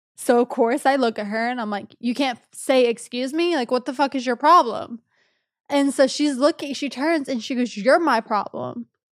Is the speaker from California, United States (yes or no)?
no; Texas, United States; moved away; I was back in my hometown in Texas